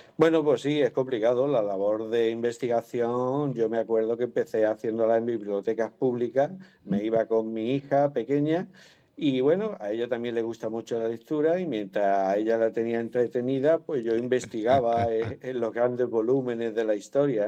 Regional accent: Málaga, Andalusia, Spain; yo soy malagueño

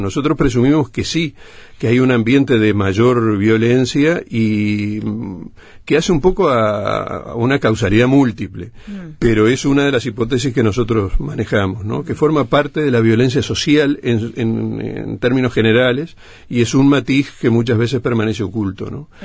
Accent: Uruguay; Nosotros tenemos colectivamente como uruguayos, somos transgresores

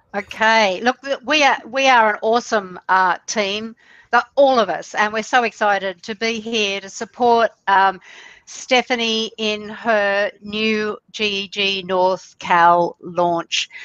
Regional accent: Australia; I'm from Australia, down under, we say here

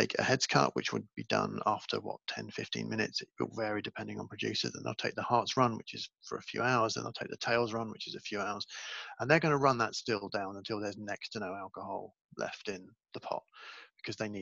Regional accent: United Kingdom; I grew up in Britain

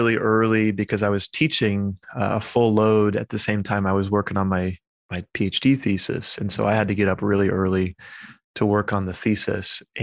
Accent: United States; also born or lived in England; I'm an American in that regard, even though I went over to England for my doctorate

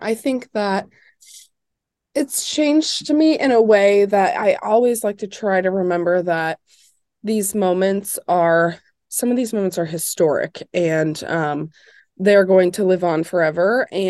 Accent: Indiana, United States; So I am from Indiana, and I was super aware growing up of IU.

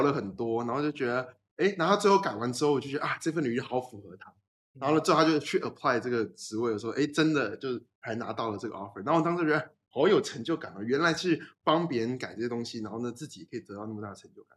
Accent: Taiwan; 我就是乖乖待在台湾

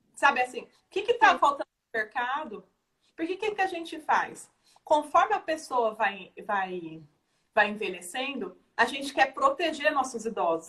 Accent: Brazil; é o nosso perfil como brasileiro

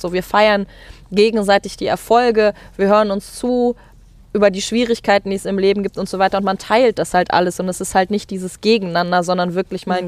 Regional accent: Mecklenburg-Vorpommern, Germany; Ich bin halt in Mecklenburg-Vorpommern aufgewachsen

